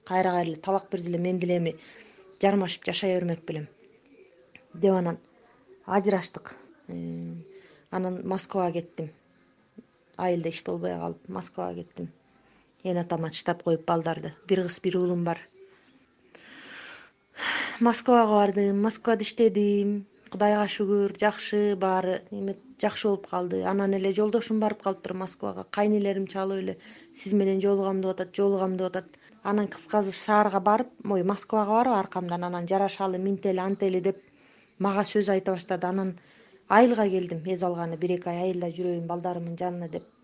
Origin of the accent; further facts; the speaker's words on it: Kyrgyzstan; moved away as an adult; now in Istanbul, Turkey; өзүм айылда чоңойгом